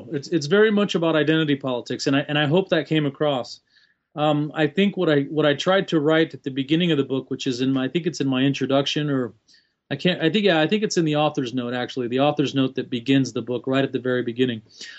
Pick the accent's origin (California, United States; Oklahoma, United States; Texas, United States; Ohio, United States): Texas, United States; El Paso; Long story, but born and raised in El Paso, Texas, West Texas, Mexican-American by culture and background. Essentially born and raised in El Paso, Texas, although I did travel as a young adult.